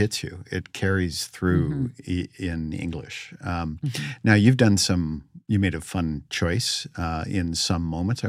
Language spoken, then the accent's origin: English; California, United States; So I grew up in the Bay Area and enjoyed and immersed in El Teatro Campesino and the San Francisco Mime Troupe.